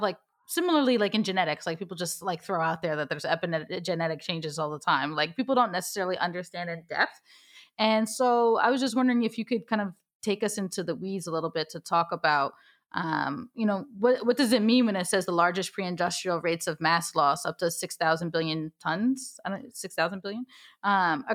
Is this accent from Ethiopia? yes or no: yes; Ethiopia; now in New York City, United States; I'm from Ethiopia.